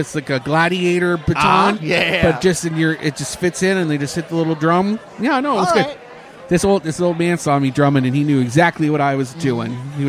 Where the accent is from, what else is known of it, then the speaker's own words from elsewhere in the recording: Canada; now in Orlando, United States; And I'm Canadian, so and gay.